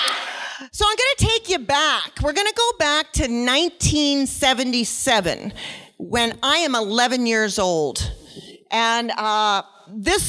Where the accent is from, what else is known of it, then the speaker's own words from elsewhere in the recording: Nova Scotia, Canada; I was born in Nova Scotia